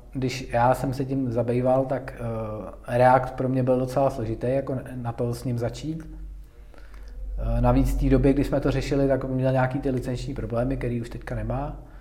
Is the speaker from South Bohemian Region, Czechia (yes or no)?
yes; Tábor, South Bohemian Region, Czechia; moved away as an adult; now in Pardubice, Czech Republic; já jsem z Tábora, což je takový menší, menší městečko